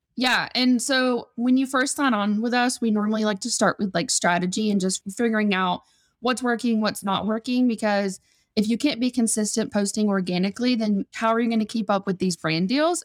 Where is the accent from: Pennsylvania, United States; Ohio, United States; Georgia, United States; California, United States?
Georgia, United States; South; moved away as an adult; now in Las Vegas, United States; I'm originally from South Georgia